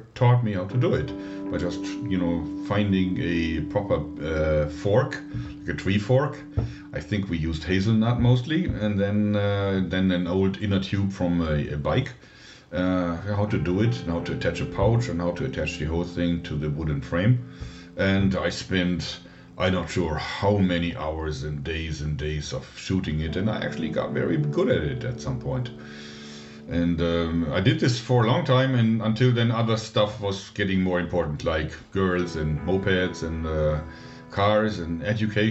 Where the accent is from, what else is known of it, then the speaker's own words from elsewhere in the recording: Dortmund, North Rhine-Westphalia, Germany; I grew up in a suburb of Dortmund, which is a major city in Germany with about 600,000 people in there, right in the Ruhrgebiet area